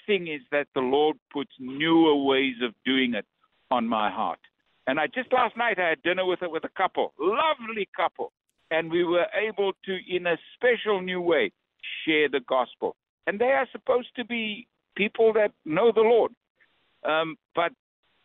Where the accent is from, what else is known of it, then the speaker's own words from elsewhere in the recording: South Africa; moved away; I'm from South Africa